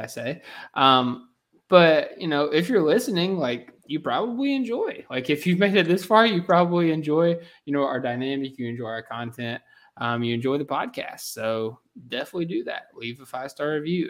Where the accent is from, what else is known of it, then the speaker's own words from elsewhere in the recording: Kentucky, United States; accent: Kentucky; my Kentucky accent.